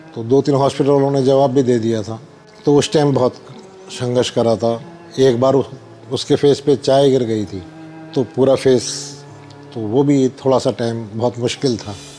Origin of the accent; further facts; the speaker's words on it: Delhi, India; मैं दिल्ली पुरानी दिल्ली का रहने वाला हूँ